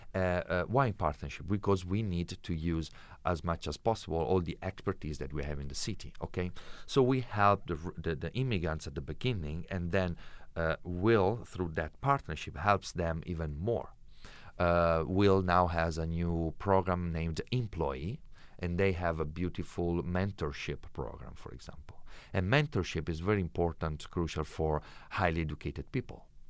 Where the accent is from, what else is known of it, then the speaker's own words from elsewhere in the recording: Italy; English is a second language; moved away as an adult; now in London, Ontario, Canada; people ask me, "Where are you from?" And I say, "Italy."